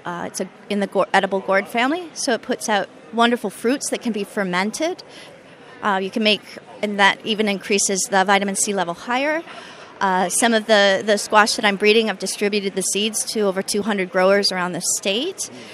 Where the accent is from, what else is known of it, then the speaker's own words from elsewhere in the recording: southern Wisconsin, United States; now in Hawaii, United States; my family lived in Wisconsin, and they continue to live there, I should say. Um, yeah, so southern Wisconsin.